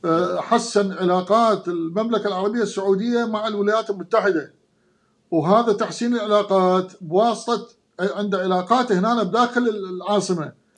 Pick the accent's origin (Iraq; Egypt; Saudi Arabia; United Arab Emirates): Iraq; moved away; انا عراقي بلبسي بثقافتي بحركاتي